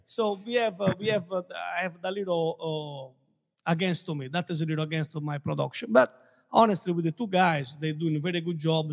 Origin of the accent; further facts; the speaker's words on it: Castelsardo, Sardinia, Italy; now in Naples, Florida, United States; Born and raised in Sardinia